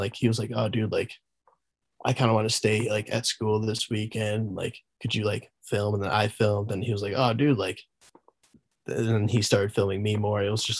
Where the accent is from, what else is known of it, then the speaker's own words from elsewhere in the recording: Southington, Connecticut, United States; now in Wardsboro, United States; I'm from Southington, Connecticut, originally. Right now I'm living up in Westover or Wardsboro, Vermont.